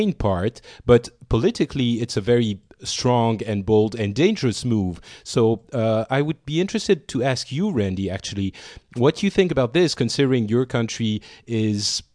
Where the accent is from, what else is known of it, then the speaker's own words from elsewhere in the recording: Paris, Île-de-France, France; also born or lived in Beirut, Lebanon; I was born in Beirut. I left the country at the beginning of the war a long time ago when I was 2 years old and have lived in Paris ever since